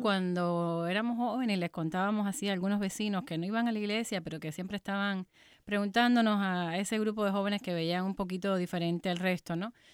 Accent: Cuba; moved away as an adult; yo nací y me crié en Cuba, salí a los 29 años

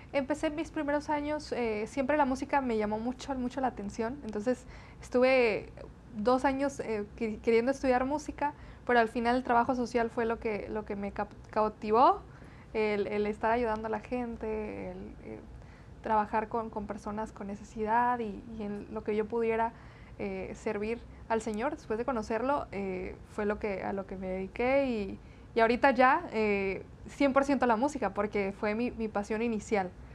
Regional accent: Brownsville, Texas, United States; accent: medio golpeadón (border accent); first language Spanish; also born or lived in Matamoros, Tamaulipas, Mexico; yo soy nacida en Brownsville, Texas, Estados Unidos, eh, con padres mexicanos, tamaulipecos, de Matamoros, Tamaulipas. Mis primeros nueve años yo viví eh, en México

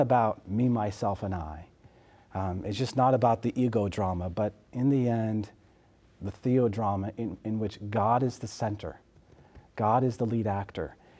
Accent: Southern California, United States; moved away; I'm originally from California and in Southern California.

